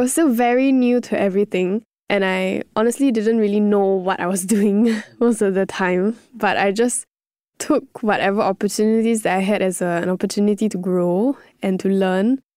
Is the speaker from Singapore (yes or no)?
yes; Singapore; being in Singapore, being my home country, everything, everyone speaking English